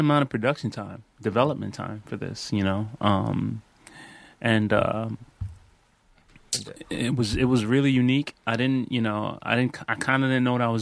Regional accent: New York City, New York, United States; moved away as an adult; also born or lived in Brooklyn, New York / Greensboro, North Carolina; now in Los Angeles, United States; I'm from New York City. From Brooklyn, right? South Bronx

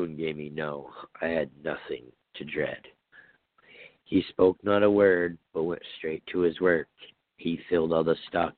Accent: Vermont, United States; growing up in Vermont, we, you know, we usually had the white Christmases.

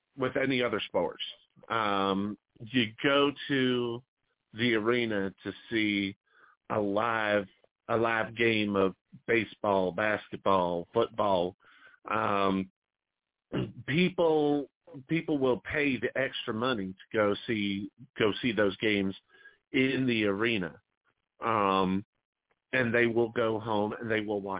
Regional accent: Missoula, Montana, United States; also born or lived in St. Louis area; now in St. Louis, United States; my hometown of Missoula

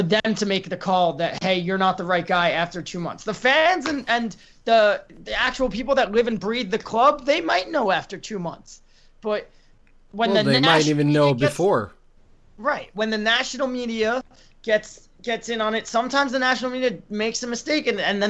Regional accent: United States; As an American

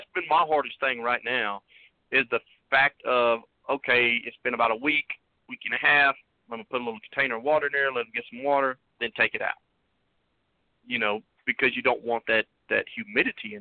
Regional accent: Kansas, United States; moved away; my home state of Kansas

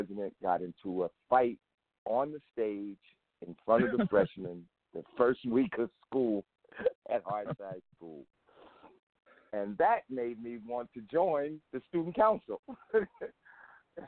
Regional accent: Newark, New Jersey, United States; I was raised in Newark, New Jersey. I'm a product of Newark Public Schools.

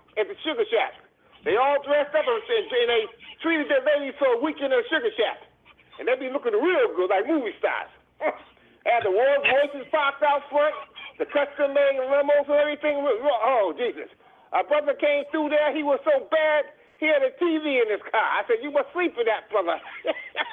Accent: Boston, Massachusetts, United States; I'm from Cathedral Project

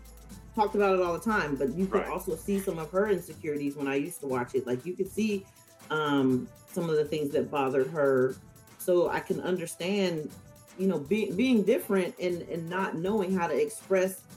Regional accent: Portland, Oregon, United States; moved away as an adult; also born or lived in Raleigh, North Carolina; came to Shaw University from Portland, Oregon

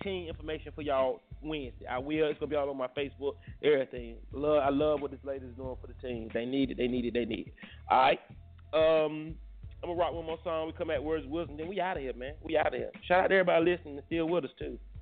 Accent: Durham, North Carolina, United States; I'm from Bull City and to rep Bull City

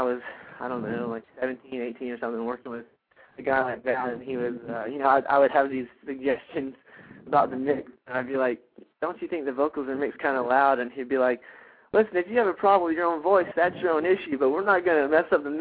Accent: Atlanta, Georgia, United States; now in Cleveland, Georgia, United States; we're from Atlanta, Georgia. I live up in Cleveland, Georgia.

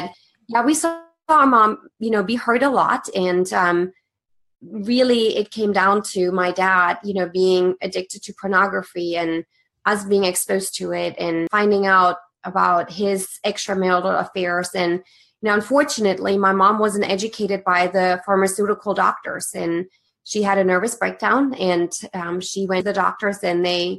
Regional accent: Germany; English is a second language; moved away as an adult; I was born and raised in Germany

